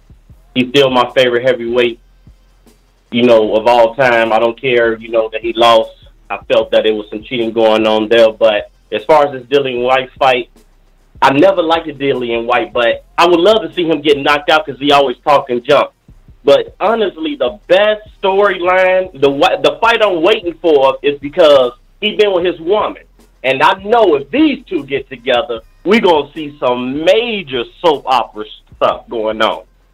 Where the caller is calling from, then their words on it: Fortress, Indiana, United States; from Fortress, Indiana.